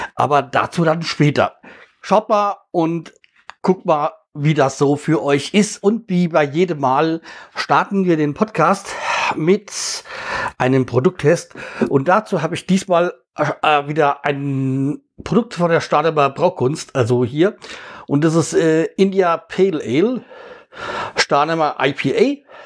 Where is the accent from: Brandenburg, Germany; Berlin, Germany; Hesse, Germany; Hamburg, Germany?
Hesse, Germany; bei uns in Hessen